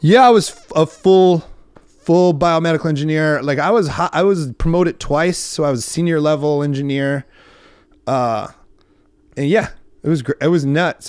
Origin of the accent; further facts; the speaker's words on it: Iowa, United States; moved away as an adult; also born or lived in Huntington Beach, California; I'm from Iowa